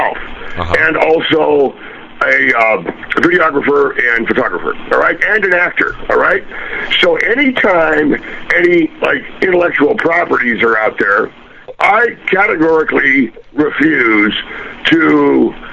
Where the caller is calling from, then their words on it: San Juan Island, Washington, United States; I'm calling from San Juan Island